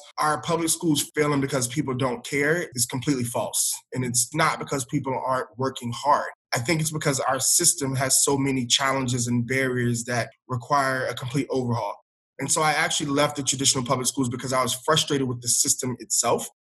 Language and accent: English; Hartsville, South Carolina, United States; moved away as an adult; also born or lived in Atlanta, Georgia / Camden, New Jersey; I grew up in a small town, Hartsville, South Carolina